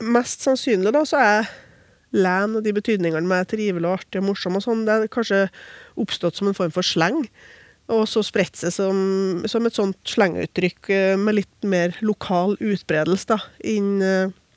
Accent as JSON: {"language": "Norwegian", "region": "Trøndelag", "country": "Norway", "said": "Jeg er jo også trønder"}